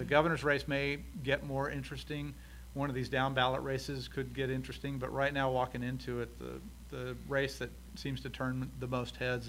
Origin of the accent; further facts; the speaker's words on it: El Paso, Texas, United States; My hometown has never elected a statewide official